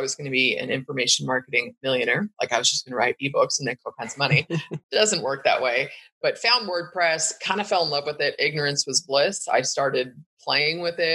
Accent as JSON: {"language": "English", "area": "Bay Area", "region": "Northern California", "country": "United States", "tie": "born or raised there", "said": "I was born and raised in the Bay Area in Northern California"}